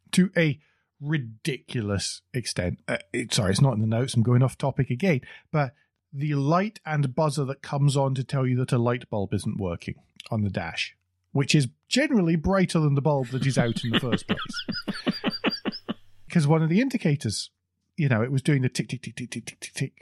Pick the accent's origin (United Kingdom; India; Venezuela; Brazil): United Kingdom; we're both British